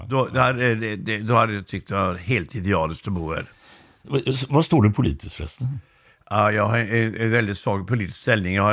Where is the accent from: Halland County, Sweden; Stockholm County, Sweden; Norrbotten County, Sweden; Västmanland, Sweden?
Halland County, Sweden; Laholm; jag kommer från eh, Laholm och det är en utpräglad bondekommun.